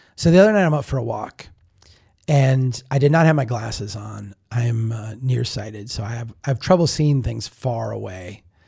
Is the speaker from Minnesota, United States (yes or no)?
yes; Brainerd, Minnesota, United States; Brainerd, my hometown